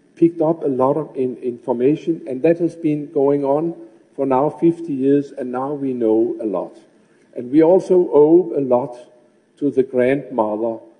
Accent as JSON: {"language": "English", "town": "Copenhagen", "region": "Capital Region of Denmark", "country": "Denmark", "tie": "born or raised there", "said": "my hometown of Copenhagen"}